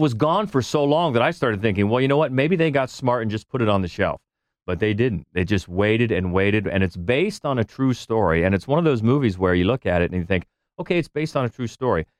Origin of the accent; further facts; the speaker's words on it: United States; as an American